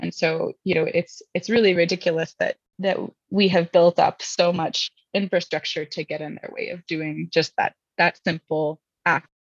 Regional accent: Indianapolis, Indiana, United States; moved away; I'm from Indianapolis

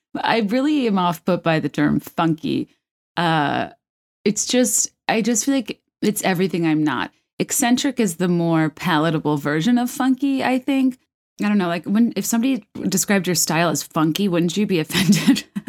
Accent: Virginia, United States; I'm from Virginia

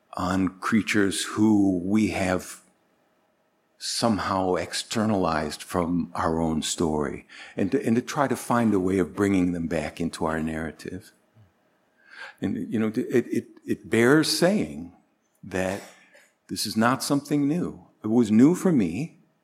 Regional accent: Northern Illinois, United States; moved away as an adult; also born or lived in Chicago / Bangkok, Thailand / East Coast, United States / Northern Europe; I was born in Chicago, grew up in Northern Illinois, came back to Illinois after, after I lived in Bangkok.

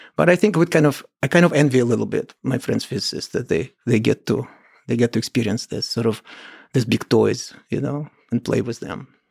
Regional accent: Kolomna, Moscow Oblast, Russia; I grew up in the Soviet Union, in a small town near Moscow called Kolomna.

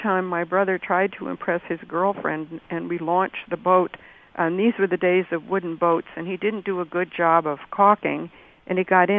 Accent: Great Neck, New York, United States; now in Rochester, United States; I grew up in Great Neck, Long Island

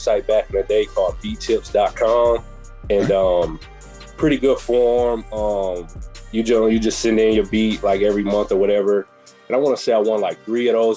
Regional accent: Beloit, Wisconsin, United States; I'm from Beloit, Wisconsin, southern Wisconsin.

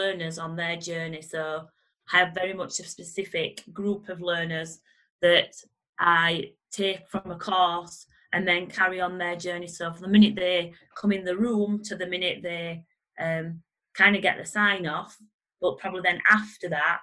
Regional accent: Barnsley, Yorkshire and the Humber, United Kingdom; I'm from Barnsley

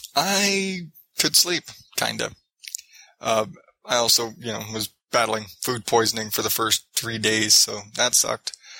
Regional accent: Phoenix, Arizona, United States; I'm from Phoenix

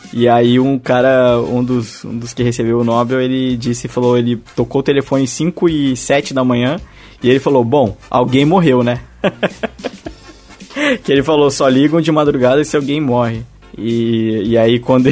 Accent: Brazil; eu sou do Brasil

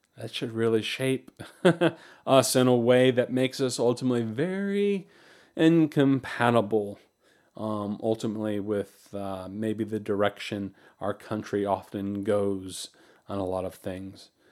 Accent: United States; we have embraced as American Christians

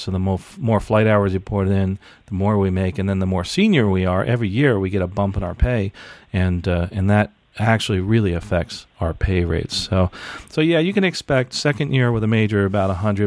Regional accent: United States; born and raised in the United States

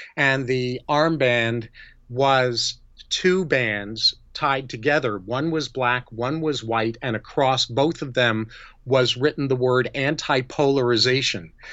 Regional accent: New York, United States; moved away as an adult; now in California, United States; I was born and raised in New York, and I've lived in California since 1975

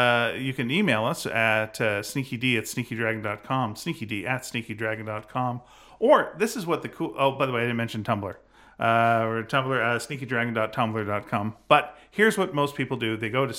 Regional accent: Canada; It's we're Canadian. You know, what are we going to do?

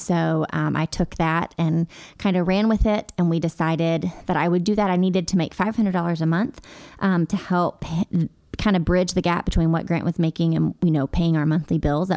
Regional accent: Hendersonville, Tennessee, United States; also born or lived in Hermitage, Tennessee; I grew up in Hendersonville

